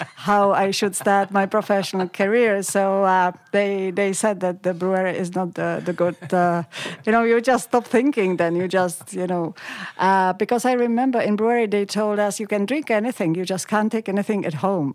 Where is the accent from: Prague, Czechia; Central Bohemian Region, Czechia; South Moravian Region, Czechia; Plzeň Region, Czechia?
Plzeň Region, Czechia; Pilsen; moved away as an adult; now in Australia; I grew up in, uh, Pilsen, which is a city close to the West German